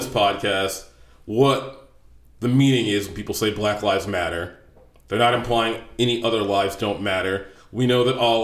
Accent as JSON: {"language": "English", "country": "United States", "said": "you know me as an American"}